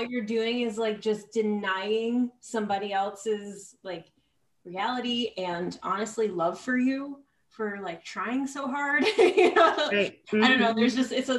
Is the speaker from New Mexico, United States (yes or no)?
no; Poughkeepsie, New York, United States; now in California, United States; I'm from Poughkeepsie, New York